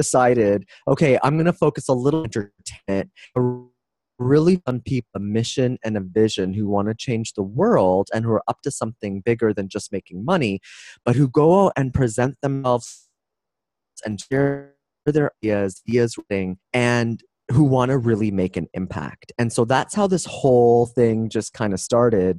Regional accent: Toronto, Ontario, Canada; moved away as an adult; now in San Diego, United States; I'm from Toronto, Canadian, and 3 years ago, I moved to the U.S.

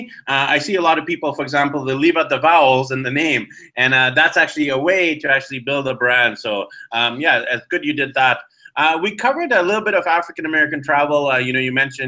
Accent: Canada; I'm actually Indian, born in Canada, so I'm Indo-Canadian

